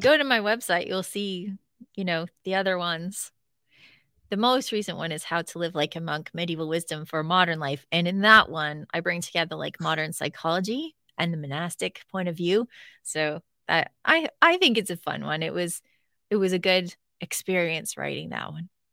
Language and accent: English; Northern Ontario, Canada; I'm from Northern Ontario